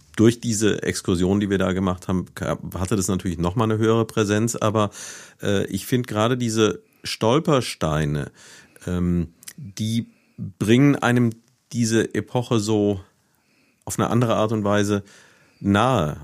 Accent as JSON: {"language": "German", "town": "Neuwied", "region": "Rhineland-Palatinate", "country": "Germany", "tie": "born or raised there", "moved": "as an adult", "said": "Ich bin ja selbst in Neuwied aufgewachsen, habe hier von 1965 bis 1985 gelebt"}